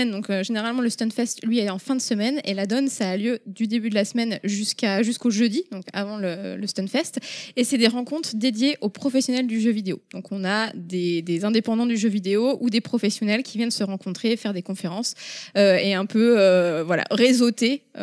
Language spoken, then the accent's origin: French; Rennes, Brittany, France; now in Paris, France; je suis rennaise euh, de base.